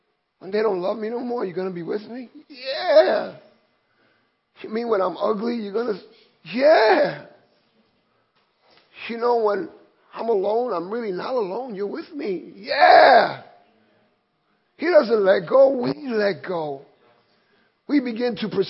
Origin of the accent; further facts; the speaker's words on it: New York City, New York, United States; I grew up here in Williamsburg in Brooklyn, in McCarrion Park